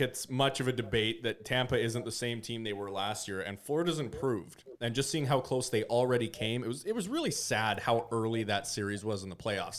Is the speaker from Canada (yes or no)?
yes; Canada; I'm a Canadian